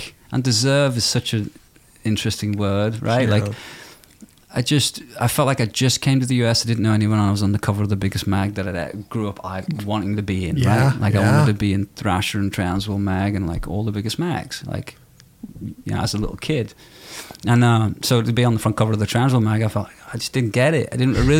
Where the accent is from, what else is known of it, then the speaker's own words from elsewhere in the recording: Liverpool, North West England, United Kingdom; moved away; I grew up in Liverpool